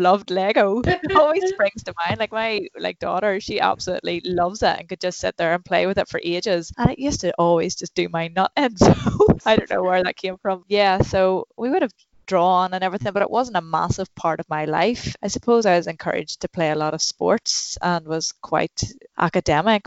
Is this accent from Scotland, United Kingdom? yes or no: no; Newcastle, Northern Ireland, United Kingdom; I'm from Newcastle in County Down.